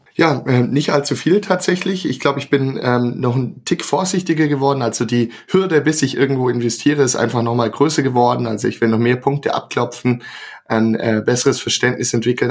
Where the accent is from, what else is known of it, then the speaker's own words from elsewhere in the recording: Swabia, Germany; ich komme auch aus dem Schwabenland